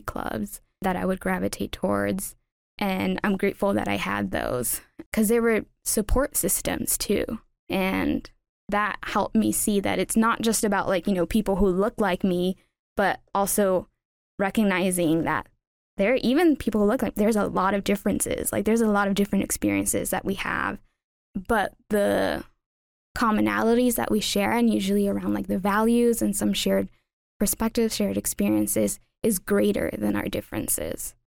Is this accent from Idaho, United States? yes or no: no; Los Angeles, California, United States; moved away as an adult; now in Upper Valley, United States; growing up in Los Angeles, and specifically East L